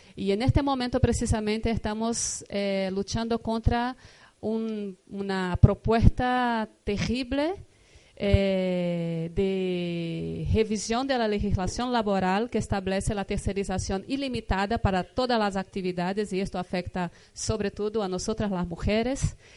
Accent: Brazil; vengo de Brasil, vengo de un estado, de un país

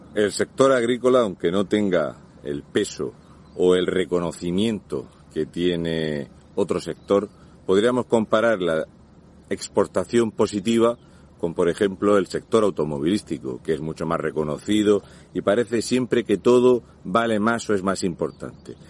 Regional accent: Region of Murcia, Spain; un murciano encabronado

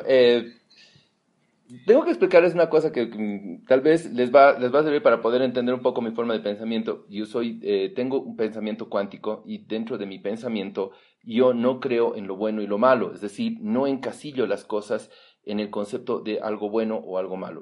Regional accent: Bolivia; todos somos bolivianos

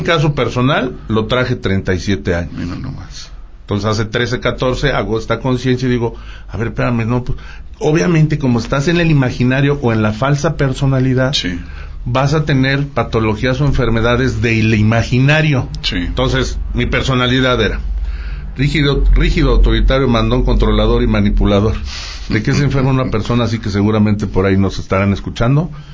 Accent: Aguascalientes, Mexico; Originarios de Aguascalientes, ahí es donde yo nací

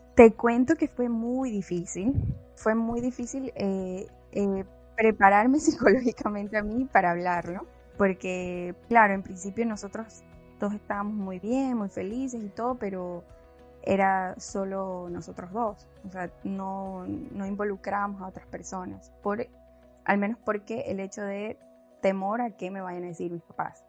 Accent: Guayaquil, Guayas, Ecuador; also born or lived in Spain; soy de Ecuador, de Guayaquil, pues tengo 28 años

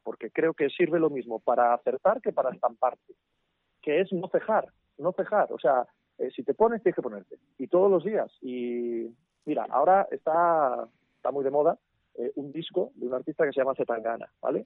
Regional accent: Asturias, Spain; yo soy asturiano, eh, comencé en mi tierra

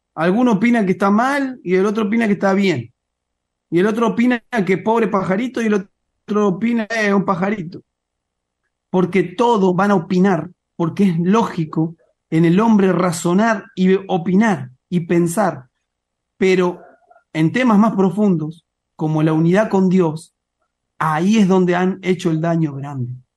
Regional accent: Mar del Plata, Buenos Aires Province, Argentina; now in Neuquén, Argentina; yo nací en Mar del Plata

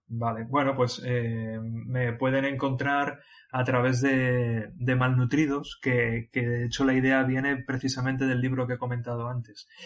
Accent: Mondragón, Basque Country, Spain; yo soy vasco

